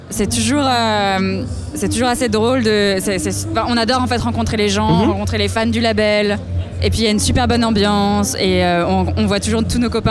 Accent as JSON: {"language": "French", "country": "France", "moved": "yes", "lives_now": "London, United Kingdom", "said": "on est basé à Londres. Mhm. Je suis française."}